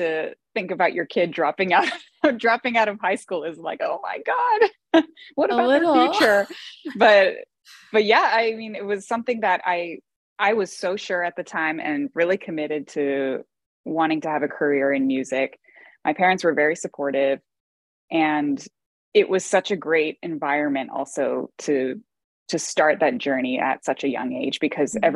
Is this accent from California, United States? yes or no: yes; Bay Area, California, United States; now in Cincinnati, United States; I grew up in the Bay Area in California